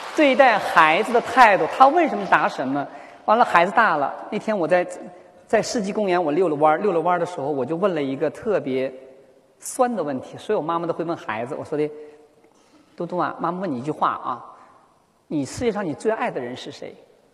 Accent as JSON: {"language": "Chinese", "region": "Northeast China", "country": "China", "also_born_or_lived": "Shenyang, Liaoning", "accent": "Northeastern (Dongbei)", "moved": "yes", "lives_now": "Shanghai, China", "said": "我是来自东北的一个女人，满口的东北大碴子味儿"}